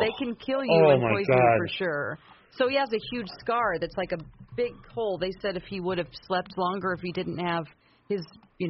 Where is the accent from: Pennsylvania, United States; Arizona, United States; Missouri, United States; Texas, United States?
Missouri, United States; Southwest; moved away; I'm from Southwest Missouri.